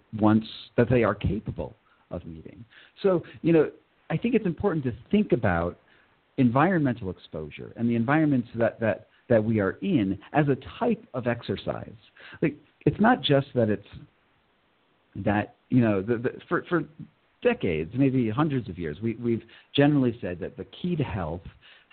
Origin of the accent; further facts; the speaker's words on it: Northeast, United States; I grew up in the Northeast in America, and there's Lyme disease all over there.